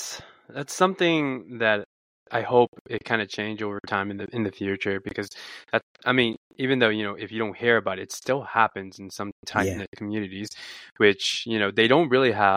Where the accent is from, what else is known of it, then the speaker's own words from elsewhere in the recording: United States; now in Japan; I think the lie was that I am not American.